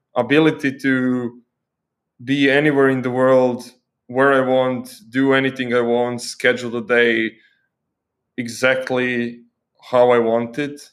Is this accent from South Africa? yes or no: no; Croatia; moved away as an adult; also born or lived in Germany; now in Sri Lanka; I grew up in Croatia